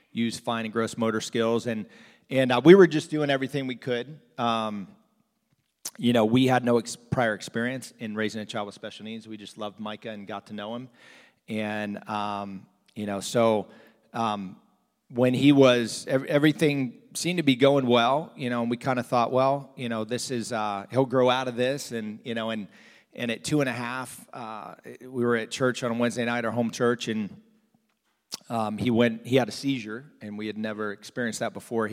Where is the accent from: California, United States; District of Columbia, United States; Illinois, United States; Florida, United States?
Florida, United States; South; moved away as an adult; also born or lived in New Jersey / Pennsylvania / Arkansas; I grew up in South Florida, not from Arkansas